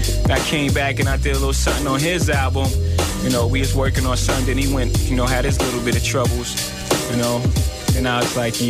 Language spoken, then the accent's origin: English; New York City, New York, United States; I'm originally from Brooklyn